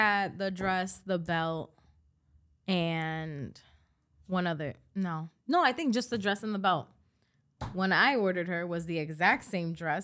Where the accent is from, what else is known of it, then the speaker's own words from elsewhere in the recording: New York City, New York, United States; we were born and raised in the Bronx